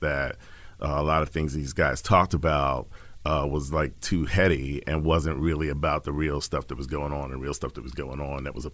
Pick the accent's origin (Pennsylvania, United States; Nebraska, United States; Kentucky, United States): Pennsylvania, United States; Philadelphia; now in Tempe, United States; I'm from West Philly